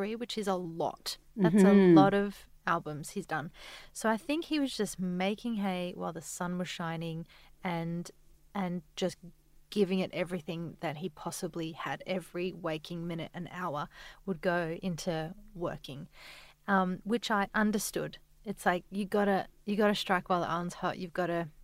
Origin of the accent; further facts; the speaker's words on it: Adelaide, South Australia, Australia; now in Sydney, Australia; We're both from Adelaide, so our parents were there.